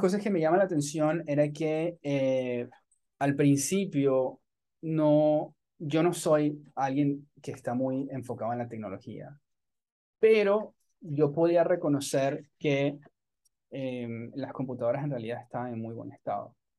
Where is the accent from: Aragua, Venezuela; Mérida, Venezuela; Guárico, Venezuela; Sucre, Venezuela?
Aragua, Venezuela; Maracay; moved away as an adult; also born or lived in Caracas; now in Tampa, United States; nací en Caracas, pero me crié en una ciudad que se llama Maracay